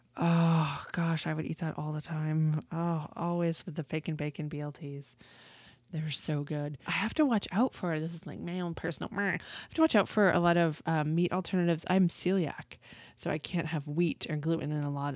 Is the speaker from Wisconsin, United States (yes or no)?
no; Western Massachusetts, United States; now in Texas, United States; I grew up in Western Massachusetts